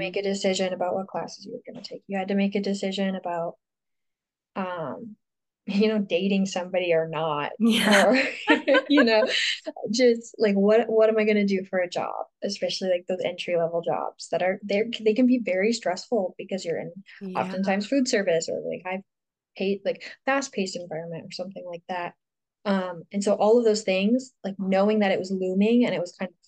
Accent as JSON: {"language": "English", "town": "Houghton", "region": "Michigan", "country": "United States", "said": "I'm from Houghton, Michigan, which is like this tiny little town in northern Michigan"}